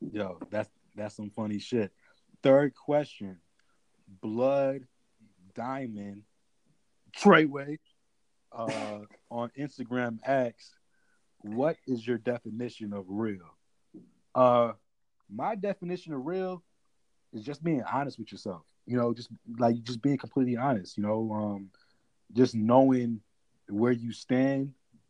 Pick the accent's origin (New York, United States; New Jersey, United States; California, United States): New York, United States; New York City; I was born in Queens